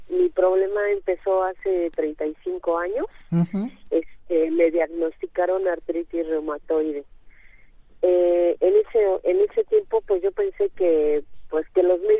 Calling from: Iztapalapa, Mexico City, Mexico; muy buenos días, señorita. Soy de Iztapalapa

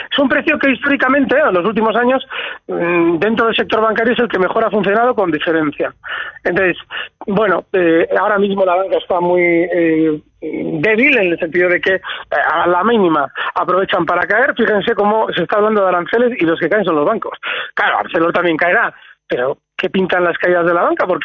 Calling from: Vitoria, Basque Country, Spain; Hola, buenos días. … de Vitoria.

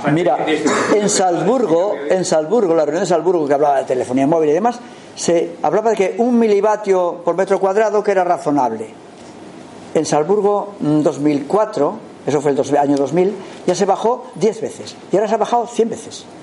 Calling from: Girona, Catalonia, Spain; Porque en mi pueblo, aquí en Gerona, ya han puesto los contadores

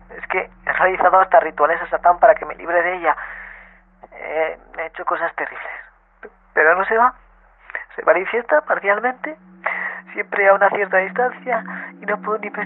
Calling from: Albacete, Castilla-La Mancha, Spain; Hola Roberto y Elvira. … de Albacete y necesito, necesito vuestra ayuda.

